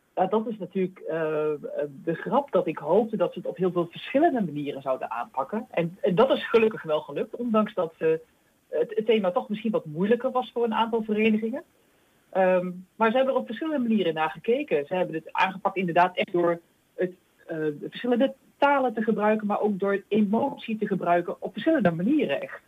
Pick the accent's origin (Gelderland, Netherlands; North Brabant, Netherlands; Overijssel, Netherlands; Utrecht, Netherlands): Gelderland, Netherlands; Achterhoek; accent: soft G; ik kom zelf uit de Achterhoek, dus bij mij zit er al iets een zachte G